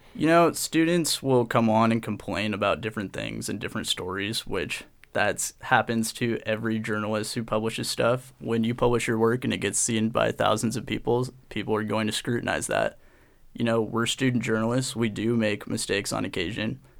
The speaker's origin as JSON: {"language": "English", "town": "Portland", "region": "Oregon", "country": "United States", "tie": "born or raised there", "said": "I grew up in Portland, Oregon"}